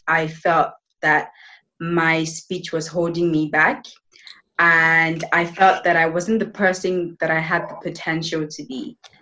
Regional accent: Nigeria; also born or lived in United Kingdom; now in Spain; I am from Nigeria.

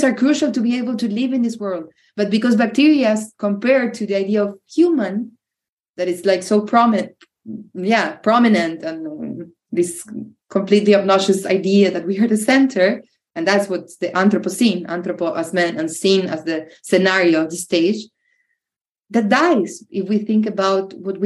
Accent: Venado Tuerto, Santa Fe, Argentina; moved away as an adult; also born or lived in Europe; Venado, Tuerto is my hometown. It's a small, big town, small city in the south of Santa Fe

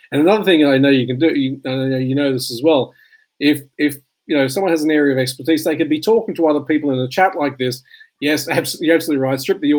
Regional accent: Australia; accent: Aussie; To have to deal with both my Aussie accent and your Scottish accent

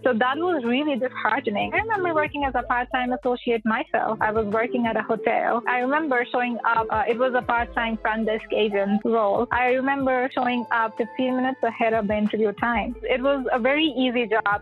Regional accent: India; moved away as an adult; now in United States; Originally, I was born in India, and I've been in the states for almost five years now

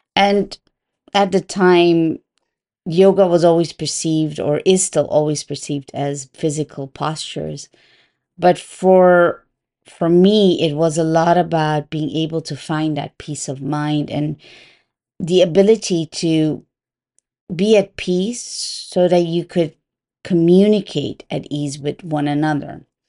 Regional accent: Curaçao; I was raised in an island called Curaçao. It belongs to the Dutch kingdom.

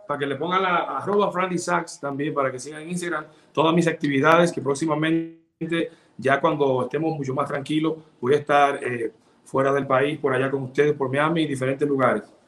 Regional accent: Sabaneta, Santiago Rodríguez, Dominican Republic; now in Santiago de los Caballeros, Dominican Republic; soy de Santiago Rodríguez, Sabaneta, orgullosamente

